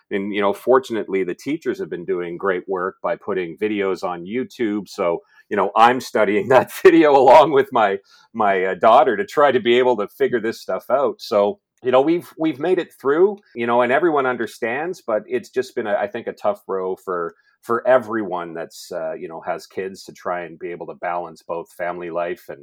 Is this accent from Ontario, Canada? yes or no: yes; Sudbury, Ontario, Canada; moved away as an adult; also born or lived in North Bay / London, Ontario / Toronto / North Vancouver, British Columbia; So, born and raised in Sudbury, uh, lived in North Bay. So, once upon a time, I was a radio newscaster. So, I lived in North Bay, London. Obviously, I did my stint in Toronto, like every good Ontarian. But I also lived out west.